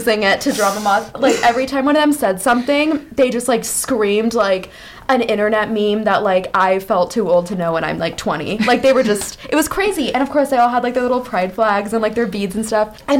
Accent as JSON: {"language": "English", "region": "Iowa", "country": "United States", "tie": "born or raised there", "moved": "yes", "said": "Steve King, like the congressman from my home state"}